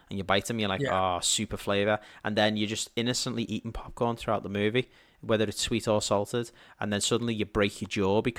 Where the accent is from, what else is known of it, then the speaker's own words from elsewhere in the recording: United Kingdom; I'm a Brit.